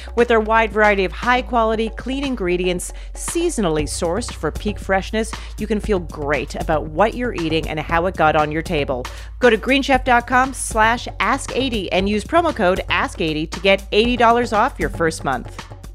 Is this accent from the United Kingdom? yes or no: no; Canada; moved away as an adult; also born or lived in New York; I was a comic from Canada